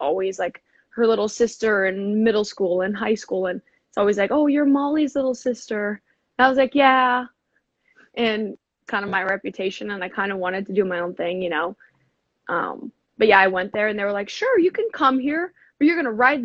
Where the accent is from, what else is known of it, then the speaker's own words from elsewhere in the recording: Seattle, Washington, United States; I grew up in Seattle, Washington